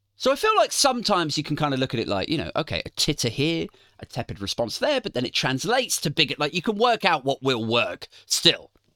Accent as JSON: {"language": "English", "town": "Maidenhead", "region": "South East England", "country": "United Kingdom", "tie": "born or raised there", "moved": "yes", "said": "the time I lived in my hometown, Maidenhead"}